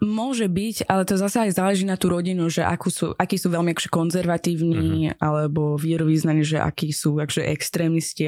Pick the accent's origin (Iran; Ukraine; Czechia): Iran; Slovak is a second language; now in Slovakia; som z Iránu a čo to znamená pre mňa byť z takej akože, krajiny